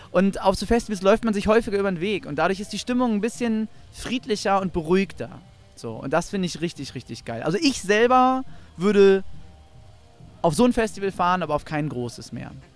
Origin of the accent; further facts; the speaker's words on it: Northern Germany, Germany; Delta Radio bei uns im Norden